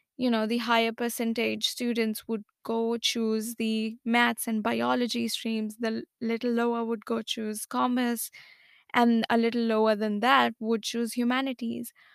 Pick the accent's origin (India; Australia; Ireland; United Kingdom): India; I am from India